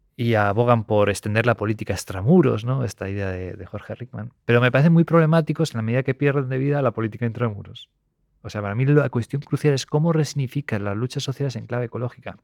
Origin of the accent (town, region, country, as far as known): Spain